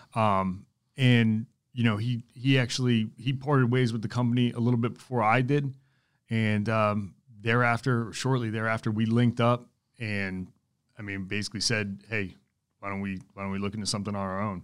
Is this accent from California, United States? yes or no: no; Pennsylvania, United States; moved away as an adult; now in North Carolina, United States; I'm from Pennsylvania, but moved down here two thousand twelve